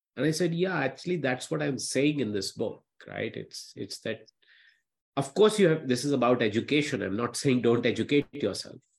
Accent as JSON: {"language": "English", "town": "Patna", "region": "Bihar", "country": "India", "tie": "born or raised there", "said": "I'm still the boy from the small town. Uh, I grew up in Patna"}